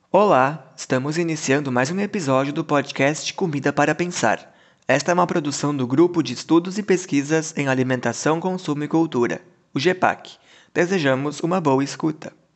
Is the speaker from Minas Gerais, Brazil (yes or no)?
no; Canguçu, Rio Grande do Sul, Brazil; eu tenho 15 anos e eu sou da Florida, segundo distrito de Canguçu